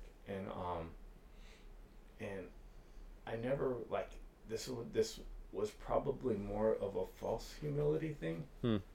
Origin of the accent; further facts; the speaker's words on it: Culver City, California, United States; also born or lived in Venice Beach; growing up in Culver City and Venice Beach, just seeing graffiti everywhere